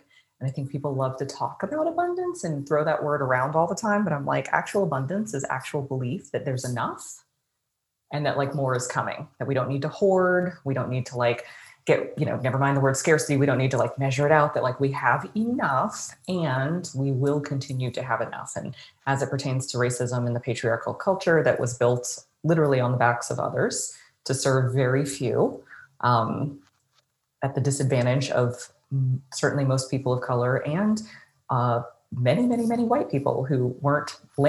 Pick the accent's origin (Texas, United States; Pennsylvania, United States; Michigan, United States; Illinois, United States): Texas, United States; Dallas; I grew up I was born in Dallas.